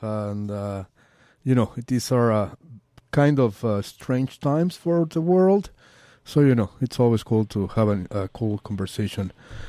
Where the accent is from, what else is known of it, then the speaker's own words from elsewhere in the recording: Mexico City, Mexico; now in San Francisco, United States; it's 4:30 now in my hometown, Mexico City